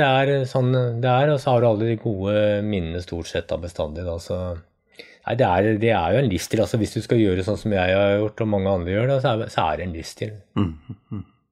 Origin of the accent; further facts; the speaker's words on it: Norway; Jeg vokste opp nede i Østmarka